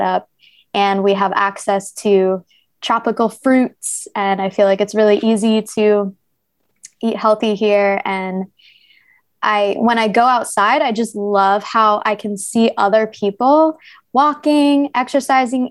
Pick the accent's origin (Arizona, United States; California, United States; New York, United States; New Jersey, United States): New Jersey, United States; now in Ho Chi Minh City, Vietnam; I'm actually from New Jersey, so where Princeton is